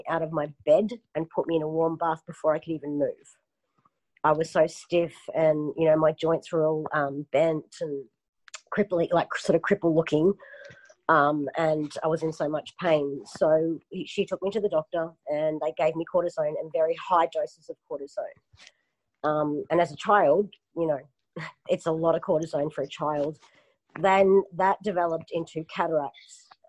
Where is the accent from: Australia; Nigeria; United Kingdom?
Australia; Melbourne, Victoria; born there; moved away; also born or lived in Queensland; I was born in Melbourne and, it's like a 2-hour flight for me now. It's a very cold state.